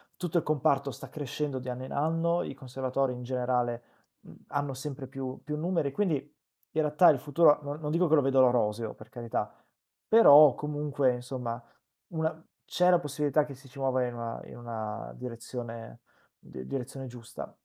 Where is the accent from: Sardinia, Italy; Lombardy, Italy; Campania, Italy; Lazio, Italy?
Campania, Italy; Benevento; io sono cresciuto a Benevento che è una cittadina di provincia